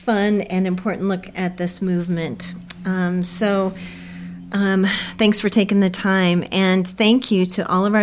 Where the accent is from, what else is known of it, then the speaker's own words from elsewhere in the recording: United States; I grew up near Yellowstone